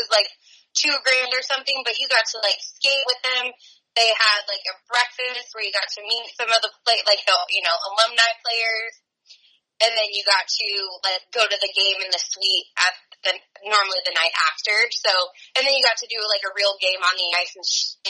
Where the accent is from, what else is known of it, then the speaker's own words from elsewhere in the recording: Truckee, California, United States; moved away as an adult; now in San Diego, United States; growing up in Tahoe and Truckee